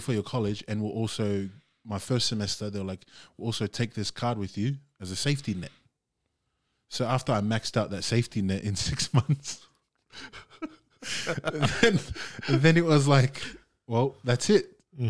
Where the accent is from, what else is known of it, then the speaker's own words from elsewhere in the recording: Australia; we live in a society now in here in Australia where we're fighting, and as Australian Samoans